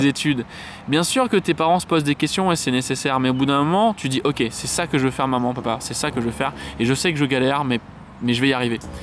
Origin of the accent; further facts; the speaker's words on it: Saint-Denis, Réunion; Je suis né à Saint-Denis, de ah. la Réunion